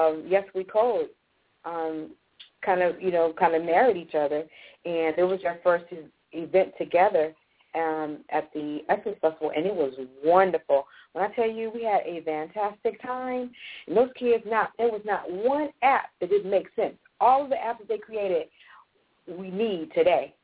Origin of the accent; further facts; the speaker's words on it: Los Angeles, California, United States; I grew up in Los Angeles, and I lived in the inner city, but I was bused to the valley.